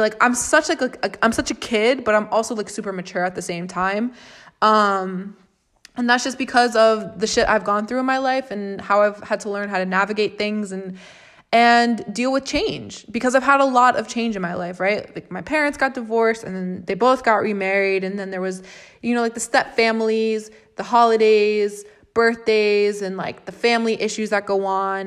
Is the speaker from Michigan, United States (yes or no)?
no; Florida, United States; I'm from Florida. I'm born and raised and have lived in Florida for twenty-three years